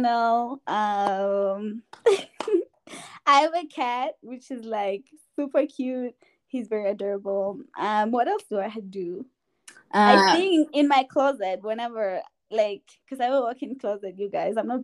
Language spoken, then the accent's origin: English; Eswatini; now in Colorado, United States; I am from the Kingdom of Eswatini, but currently live in Colorado in the U.S.